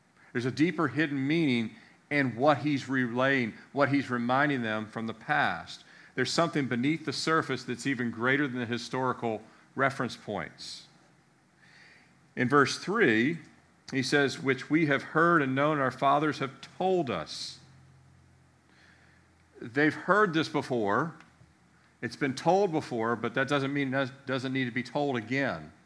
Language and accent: English; United States; I grew up outside the Beltway